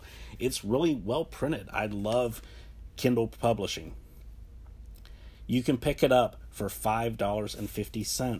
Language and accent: English; North Carolina, United States; And so I was telling people, like, yeah, I'm from North Carolina, where this happened. I'm from there.